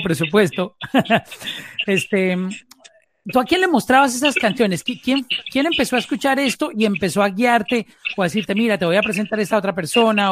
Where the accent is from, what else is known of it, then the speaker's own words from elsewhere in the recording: Colombia; now in Miami, United States; Yo me encuentro ahora en, en Miami, pero soy colombiano